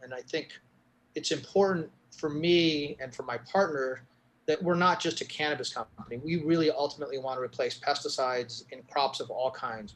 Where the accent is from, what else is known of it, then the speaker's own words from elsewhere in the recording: New Mexico, United States; my home state of New Mexico